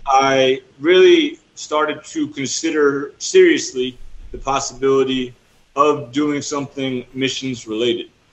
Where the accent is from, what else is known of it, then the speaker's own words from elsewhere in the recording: New Jersey, United States; moved away as an adult; also born or lived in Florida; now in El Salvador; I'm originally from New Jersey, and I mm. studied mm at Southeastern University in Florida. So I lived in Florida for five years as well.